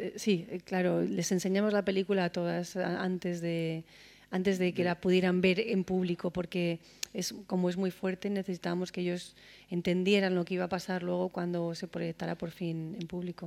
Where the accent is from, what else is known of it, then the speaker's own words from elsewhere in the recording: Spain; como española